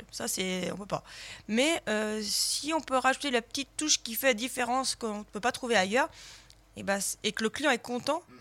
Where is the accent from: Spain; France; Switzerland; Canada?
France; Lyon, Auvergne-Rhône-Alpes; on est lyonnais.